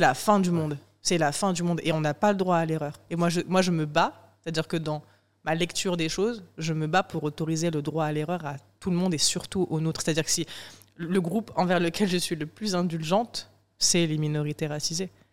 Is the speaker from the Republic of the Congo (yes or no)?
no; southern France, France; moved away as an adult; also born or lived in Morocco / Paris; je suis sudiste et parce que j'ai des parents ouvriers.